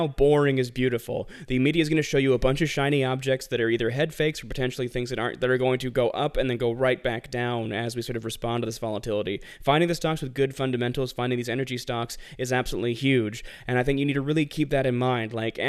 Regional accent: Tennessee, United States; accent: southern/northeastern; also born or lived in Philadelphia; I was raised in Tennessee and also Philadelphia, so I have like a very almost southern accent that's always competing with like a regular like northeastern accent

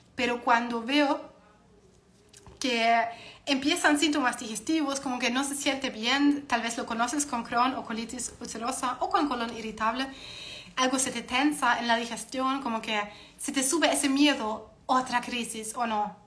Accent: Germany; soy alemana

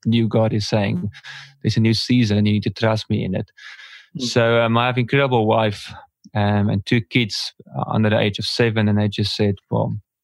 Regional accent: Port Elizabeth, Eastern Cape, South Africa; I'm from South Africa, here in a small town called Port Elizabeth

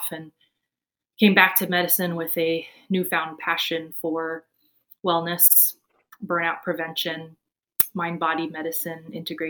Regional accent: East Coast, United States; also born or lived in Taiwan / San Diego; I am an immigrant from Taiwan. Came here when I was 5. And grew up mostly on the East Coast.

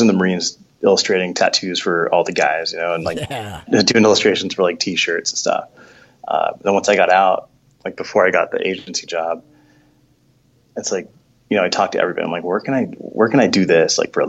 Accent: New York City, New York, United States; So growing up in New York, I just remember going to, like, you know, I grew up Catholic, so we'd go to these churches.

